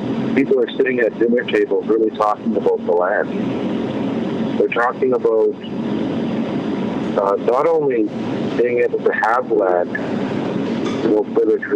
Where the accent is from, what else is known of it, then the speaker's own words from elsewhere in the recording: Serpent River First Nation, Ontario, Canada; I'm from Sacred River First Nation, a Tikwai community along the North Shore